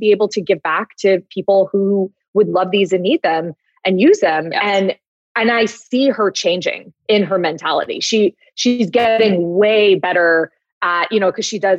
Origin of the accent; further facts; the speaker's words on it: Los Angeles, California, United States; I'm from Los Angeles